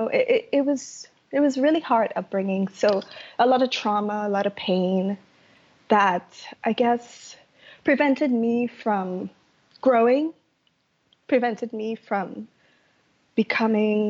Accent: Trinidad & Tobago; moved away as an adult; now in United States; I grew up in Trinidad in the Caribbean and I had a really tough upbringing

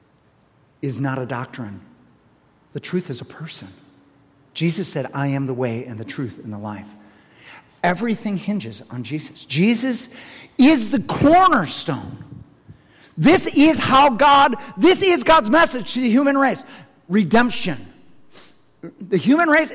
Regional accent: Madison, Wisconsin, United States; I'm Madison, Wisconsin

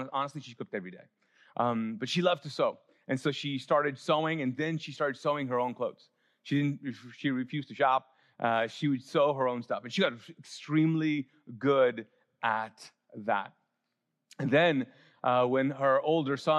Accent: Pakistan; moved away; as a Pakistani, I can't go to India even now

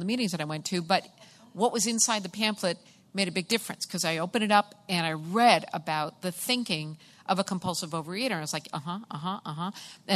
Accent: Massachusetts, United States; I am from Massachusetts

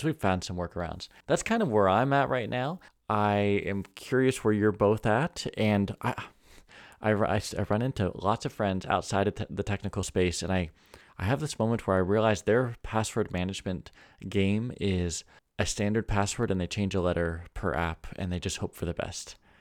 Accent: California, United States; now in North Idaho, United States; I also say this as a Californian. I was born in California

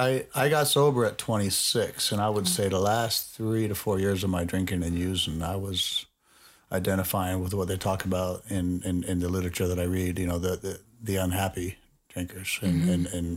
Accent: Nevada, United States; I grew up out on Craig Road and Torrey Pines area.

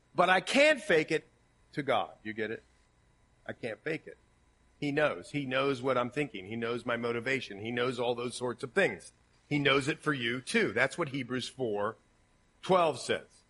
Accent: Ohio, United States; accent: Ohio; My Ohio accent

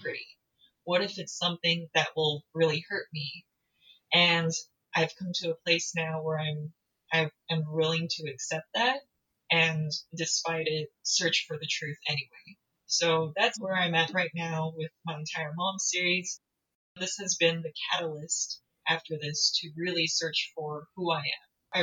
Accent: United States; I'm American, I'm not Korean

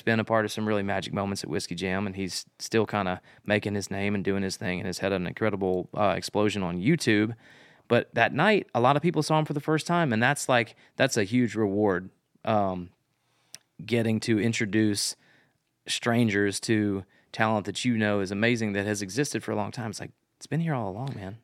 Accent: Memphis, Tennessee, United States; now in Nashville, United States; close to my hometown. I grew up in Memphis.

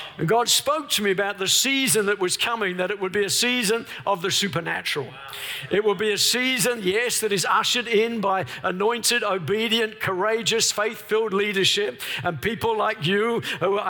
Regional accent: Melbourne, Victoria, Australia; We're from Melbourne, the lockdown capital of the world

